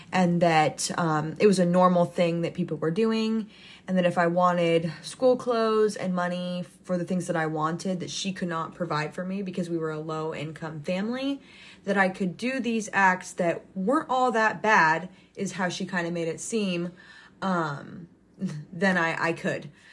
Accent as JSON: {"language": "English", "country": "United States", "tie": "born or raised there", "said": "I was raised, born and raised in the United States my entire life."}